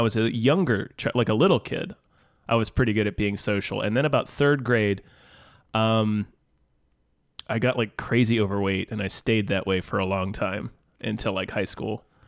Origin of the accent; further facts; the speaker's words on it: Kansas, United States; also born or lived in Virginia; I moved from Virginia to Kansas